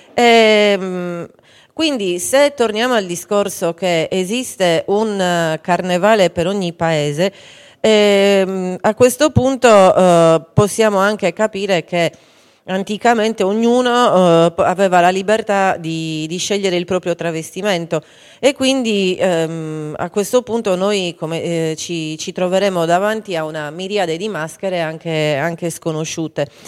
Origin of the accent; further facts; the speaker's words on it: Campidano, Cagliari area, Sardinia, Italy; Da noi invece qui nel, nel, Campidano e nel Cagliaritano